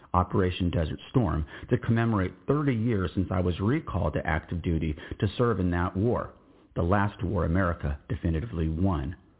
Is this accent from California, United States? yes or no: no; Austin, Texas, United States; in Austin, Texas in 1967